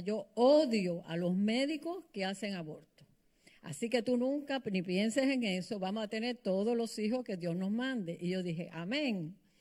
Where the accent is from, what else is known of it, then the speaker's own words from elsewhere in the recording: Cuba; now in United States; en Cuba, hay que entender en la cultura que yo crecí